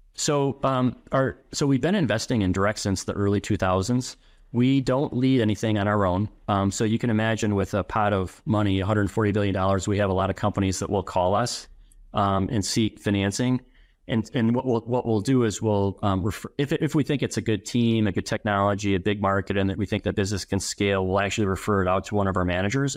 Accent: Madison, Wisconsin, United States; born and raised in Madison

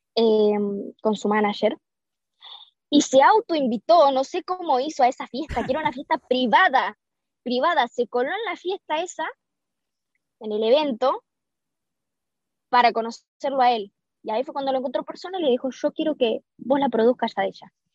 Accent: Argentina; en mi país

